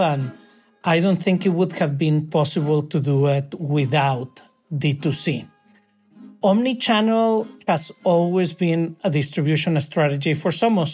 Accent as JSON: {"language": "English", "town": "Monterrey", "region": "Nuevo León", "country": "Mexico", "tie": "born or raised there", "also_born_or_lived": "New York", "moved": "as an adult", "said": "I am from Monterrey"}